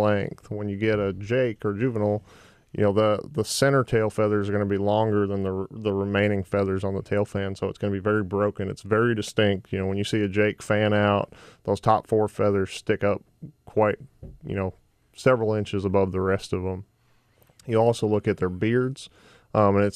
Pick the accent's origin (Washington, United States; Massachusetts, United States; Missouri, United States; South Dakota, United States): Massachusetts, United States; moved away as an adult; also born or lived in Georgia / Florida; now in Arkansas, United States; I grew up in New England, grew up in Massachusetts